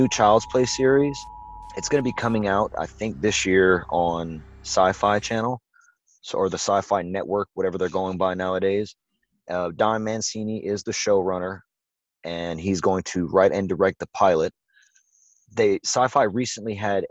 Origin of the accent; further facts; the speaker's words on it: Cajun, Louisiana, United States; I'm Cajun